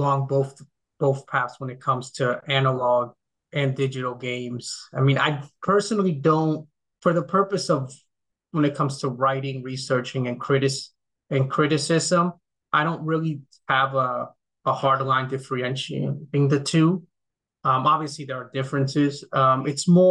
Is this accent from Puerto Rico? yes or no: no; Dominican Republic; now in United States; I grew up in the Dominican Republic, which is at least where I grew up there.